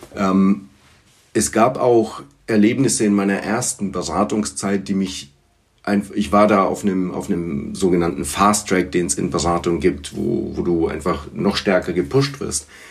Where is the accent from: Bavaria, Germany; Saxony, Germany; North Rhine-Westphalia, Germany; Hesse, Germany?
Bavaria, Germany; Erlangen; first language Bulgarian; German is a second language; also born or lived in Sofia, Bulgaria / London; Ich war knapp acht Jahre alt, als, äh, als meine Eltern nach, äh, nach Erlangen zogen